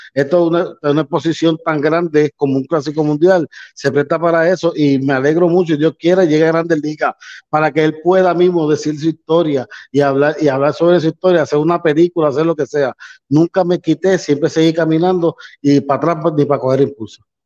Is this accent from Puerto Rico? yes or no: yes; Puerto Rico; siendo puertorriqueño